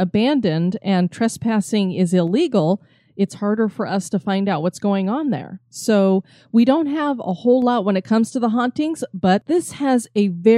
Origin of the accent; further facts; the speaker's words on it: Texas, United States; Both in my home state of Texas and my dad's hometown of Corpus Christi.